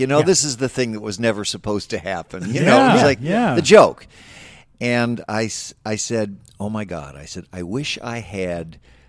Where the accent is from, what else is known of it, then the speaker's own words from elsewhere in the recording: Chicago, Illinois, United States; now in Los Angeles, United States; I'm a Chicagoan.